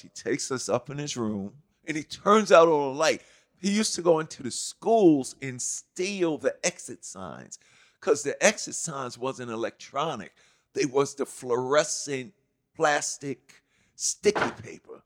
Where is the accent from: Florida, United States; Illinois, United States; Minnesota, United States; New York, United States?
New York, United States; New York City; growing up in Hollis